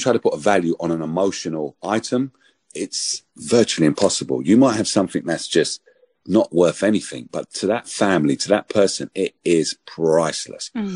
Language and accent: English; London, United Kingdom; When I was growing up in Hackney